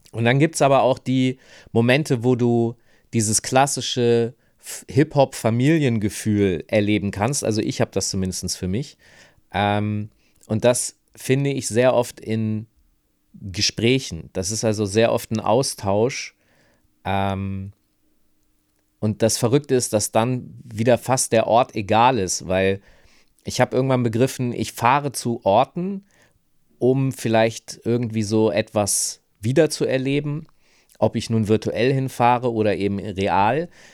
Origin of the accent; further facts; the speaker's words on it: Hanover, Lower Saxony, Germany; moved away; ich komme aus Hannover, ich bin da aufgewachsen